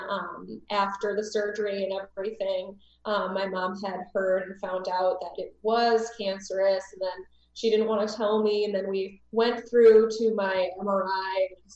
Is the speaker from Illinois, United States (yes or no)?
no; Michigan, United States; now in Alabama, United States; I'm normally from Michigan, though, so I've moved over here.